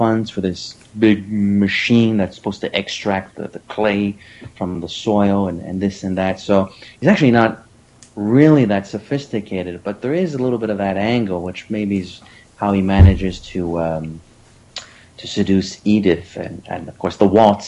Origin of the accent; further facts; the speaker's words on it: Canada; I'm Canadian